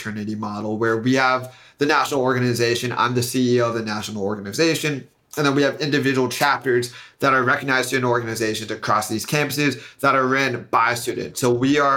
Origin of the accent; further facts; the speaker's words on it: Silicon Valley, California, United States; I'm from Silicon Valley